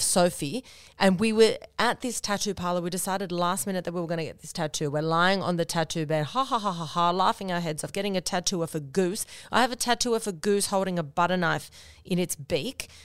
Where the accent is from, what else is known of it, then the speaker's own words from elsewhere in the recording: Noosa, Queensland, Australia; moved away; I grew up in Noosa with you know, some amazing with, obviously, with my parents and my sister, and went to high school there